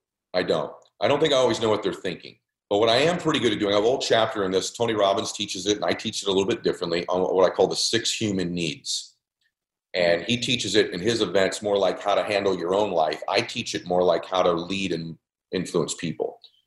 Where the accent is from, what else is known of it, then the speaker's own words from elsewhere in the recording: Lebanon; now in United States; I'm in Southern California. I'm from Lebanon. I left there because we had to flee.